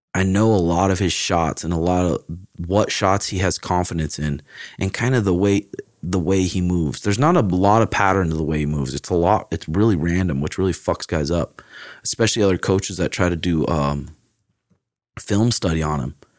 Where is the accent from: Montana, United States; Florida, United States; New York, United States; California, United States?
Montana, United States; Great Falls; born or raised there; also born or lived in Portland